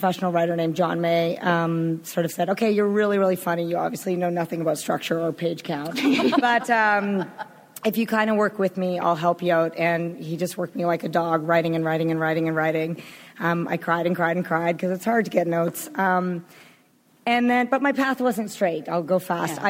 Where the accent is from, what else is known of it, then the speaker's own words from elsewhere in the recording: Canada; I'm from Canada